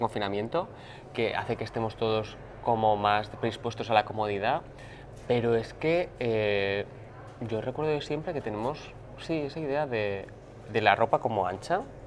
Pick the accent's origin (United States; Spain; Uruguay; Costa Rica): Spain; Barcelona, Catalonia; soy de Barcelona